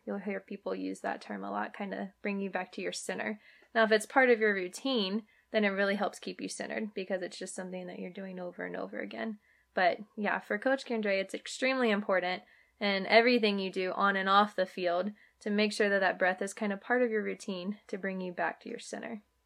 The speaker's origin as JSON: {"language": "English", "region": "Virginia", "country": "United States", "tie": "born or raised there", "also_born_or_lived": "Arizona / San Diego", "moved": "as an adult", "said": "I am born and raised in Virginia, but played softball at the University of Arizona"}